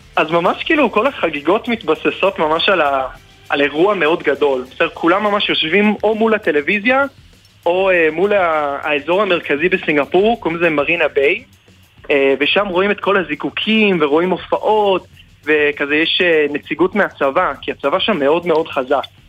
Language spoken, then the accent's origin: Hebrew; Singapore; Hebrew is a second language; moved away as an adult; now in Israel; אפילו שנולדתי שם וכל החיים שלי הייתי שם